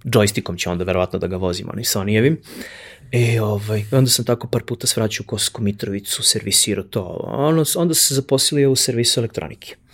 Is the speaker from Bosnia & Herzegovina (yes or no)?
no; Kraljevo, Šumadija and Western Serbia, Serbia; I ja okrenem, e čao, ja sam iz Kraljeva, ovo ono